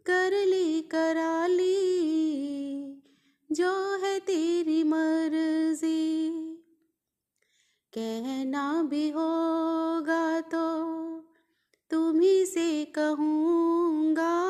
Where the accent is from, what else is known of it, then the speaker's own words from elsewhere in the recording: Gurdaspur, Punjab, India; गुरदासपुर से मैं एक हाउस वाइफ हूँ